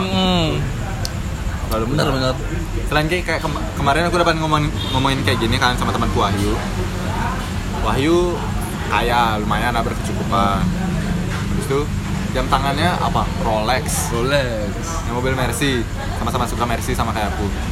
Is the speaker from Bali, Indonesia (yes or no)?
yes; Bali, Indonesia; kita sebagai orang Bali